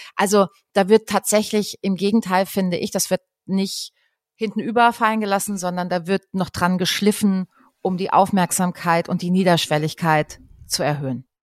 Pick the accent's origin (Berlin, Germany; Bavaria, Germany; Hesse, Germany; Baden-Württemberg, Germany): Baden-Württemberg, Germany; Dreisamtal; also born or lived in Freiburg; Ich komme aus dem Dreisamtal